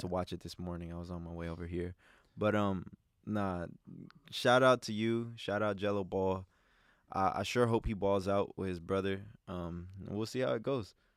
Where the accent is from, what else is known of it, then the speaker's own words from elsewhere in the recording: Los Angeles, California, United States; I grew up in South Central